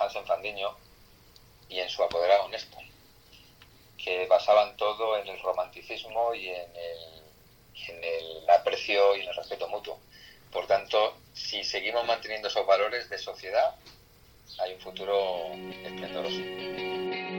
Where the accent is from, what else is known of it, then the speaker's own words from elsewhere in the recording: Extremadura, Spain; now in Villaviciosa de Odón, Spain; yo soy extremeño